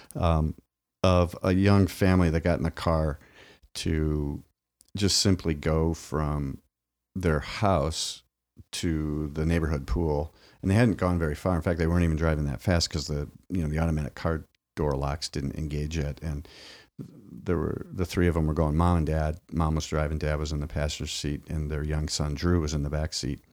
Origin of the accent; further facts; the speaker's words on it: Midwest, United States; my grandparents even would sit on the, on the porch in the farm growing up in the Midwest